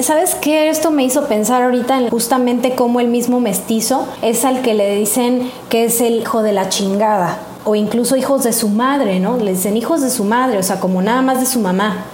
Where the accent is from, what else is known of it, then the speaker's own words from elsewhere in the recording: Mexico; nosotros mismos, los mexicanos